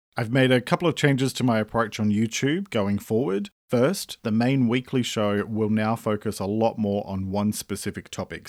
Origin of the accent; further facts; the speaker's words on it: Australia; I'm an Australian writer and speaker